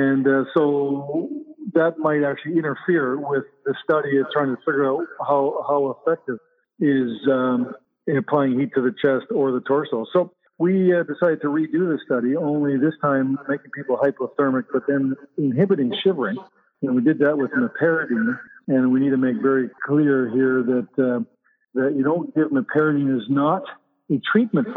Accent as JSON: {"language": "English", "country": "Canada", "also_born_or_lived": "Winnipeg", "said": "I'm a Canadian"}